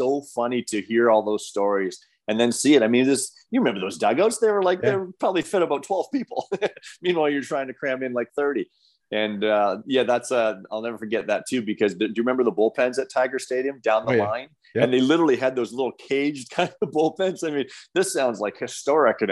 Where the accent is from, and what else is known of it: Windsor, Ontario, Canada